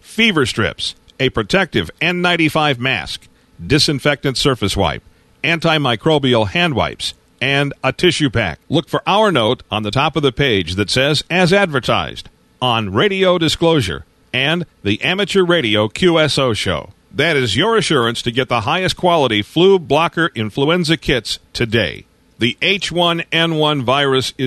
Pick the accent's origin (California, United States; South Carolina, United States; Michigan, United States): Michigan, United States; Detroit; moved away; I'm originally from Detroit